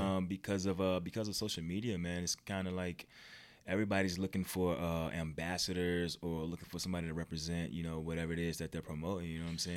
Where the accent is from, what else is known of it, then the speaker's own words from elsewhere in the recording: Virginia, United States; moved away as an adult; I'm not from here. I'm from Virginia, actually.